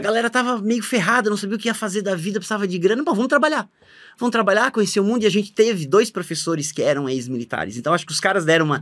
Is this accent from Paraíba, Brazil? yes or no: no; Blumenau, Santa Catarina, Brazil; Eu sou de Blumenau, Santa Catarina, fiz a minha faculdade lá, morando com os pais